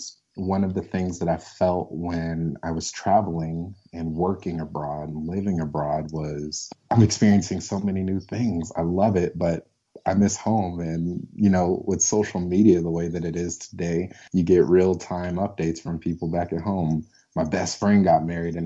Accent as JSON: {"language": "English", "region": "Colorado", "country": "United States", "tie": "born or raised there", "also_born_or_lived": "St. Louis, Missouri", "said": "I'm originally from St. Louis, but my mom moved me to Colorado when I was really young"}